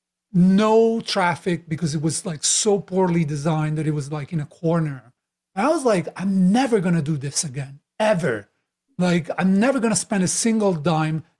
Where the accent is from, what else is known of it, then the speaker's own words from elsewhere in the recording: Italy; moved away; I'm Italian originally, as you can tell by my crazy accent. I've been traveling for a while, living in multiple countries